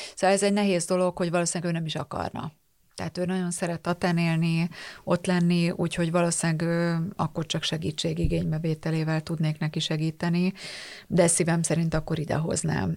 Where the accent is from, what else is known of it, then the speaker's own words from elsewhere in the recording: Tata, Komárom-Esztergom, Hungary; én Tatán nőttem föl